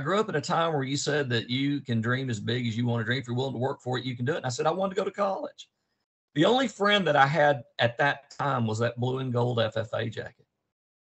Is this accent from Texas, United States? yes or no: yes; Dallas, Texas, United States; also born or lived in Amarillo, Texas; I grew up in Dallas, Texas